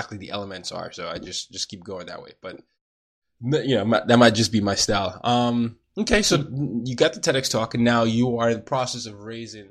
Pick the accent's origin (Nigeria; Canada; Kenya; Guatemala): Nigeria; now in United States; I'm Nigerian